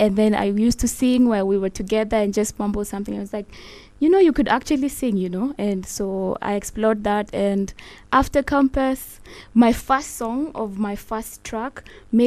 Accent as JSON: {"language": "English", "town": "Nairobi", "country": "Kenya", "tie": "born or raised there", "first_language": "Luo", "second_language": "English", "said": "where I grew up in Shorimoyo, block 134."}